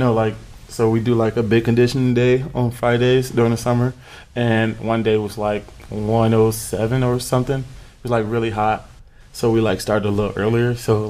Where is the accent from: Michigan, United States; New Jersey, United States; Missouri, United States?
Michigan, United States; Mm-hmm, outside of Detroit.